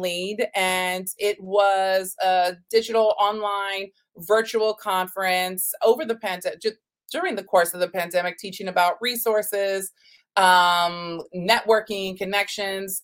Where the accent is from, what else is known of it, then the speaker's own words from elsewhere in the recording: Texas, United States; also born or lived in New York City; growing up in Texas, that I'm my family is actually Native American